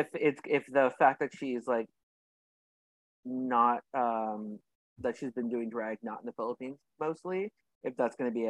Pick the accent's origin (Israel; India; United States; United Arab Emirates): United States; California; growing up in California, you got a lot of people selling flowers, fruits on that roadside.